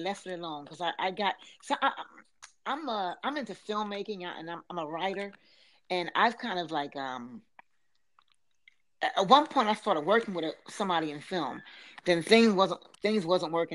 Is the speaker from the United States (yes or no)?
yes; Philadelphia, Pennsylvania, United States; accent: Philadelphia; now in Ocean City, United States; I'm born and raised in Philadelphia